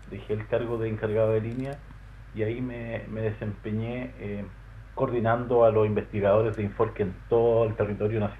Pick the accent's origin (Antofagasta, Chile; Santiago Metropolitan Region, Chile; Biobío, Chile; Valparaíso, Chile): Santiago Metropolitan Region, Chile; Santiago; moved away as an adult; also born or lived in Temuco; now in Aysén Region, Chile; yo no soy nacido en la región de Aysén. nací en Santiago. luego de estar cerca de 20 años viviendo en Santiago, me mudé a, a Temuco a estudiar mi estudio universitario.